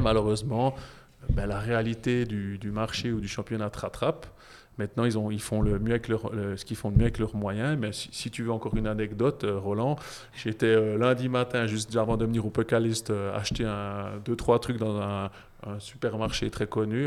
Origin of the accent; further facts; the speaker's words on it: Jura, Switzerland; je suis jurassien